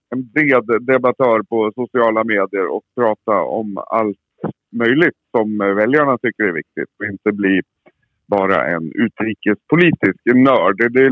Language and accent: Swedish; Västmanland, Sweden; also born or lived in Surahammar; jag är ifrån Västmanland. Jag representerar Västmanland och eh, bor i Surahammar, en liten bruksort utanför Västerås.